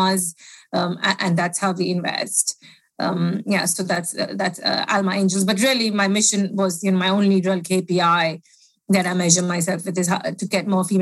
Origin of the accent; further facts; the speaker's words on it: India; moved away as an adult; also born or lived in United States; now in United Kingdom; born in India, lived there for 18 years, went to university in the States